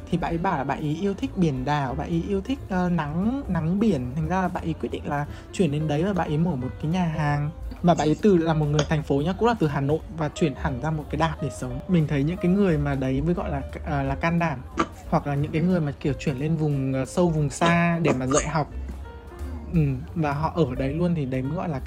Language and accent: Vietnamese; Hanoi, Vietnam; tại vì mình sinh ra lớn lên ở Hà Nội và các biết là Hà Nội là kiểu nơi mà có những cái đồ ăn rất là ngon